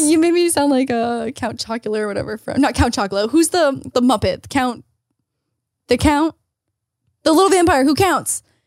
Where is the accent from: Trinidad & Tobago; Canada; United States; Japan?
Canada; moved away; As a Canadian